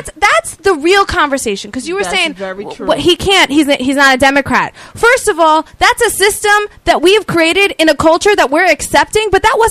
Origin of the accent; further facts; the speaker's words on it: New York City, New York, United States; I grew up in South Brooklyn, and I'm Italian. I'm half Italian, growing up in an Italian neighborhood